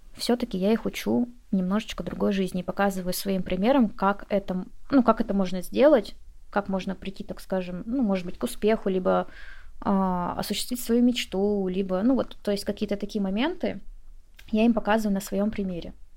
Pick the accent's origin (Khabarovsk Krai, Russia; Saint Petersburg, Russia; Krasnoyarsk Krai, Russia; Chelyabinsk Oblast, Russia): Khabarovsk Krai, Russia; Komsomolsk-on-Amur; moved away as an adult; Я из города Комсомольска на Амуре. Я с Дальнего Востока. Многие не слышали об этом городе, хотя он не такой маленький. Я переехала со своего родного города довольно-таки поздно. Мне было 24 года.